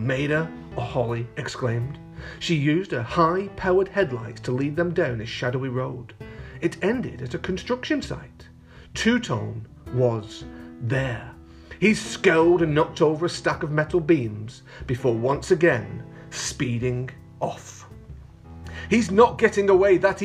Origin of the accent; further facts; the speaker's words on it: Bolton, North West England, United Kingdom; moved away; also born or lived in London; I'm actually from England, boys and girls, but I'm from the north of England in a place called Bolton near Manchester